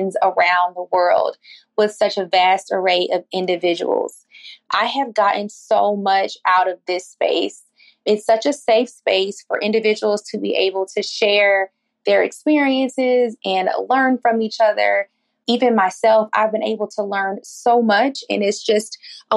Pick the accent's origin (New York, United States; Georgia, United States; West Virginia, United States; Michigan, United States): Georgia, United States; Atlanta; I'm from Atlanta, Georgia.